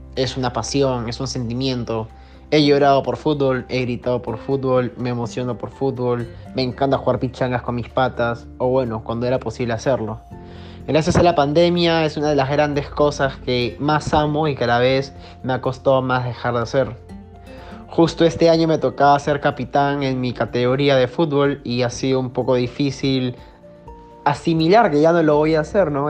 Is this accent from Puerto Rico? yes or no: no; Peru; como buen peruano también que le gusta el fútbol